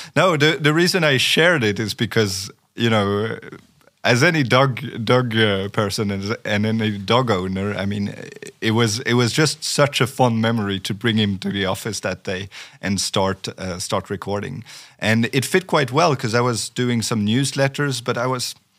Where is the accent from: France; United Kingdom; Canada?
France; first language French; English is a second language; moved away as an adult; also born or lived in Sweden; I grew up in France for for twenty years, so so I, I, I am native in French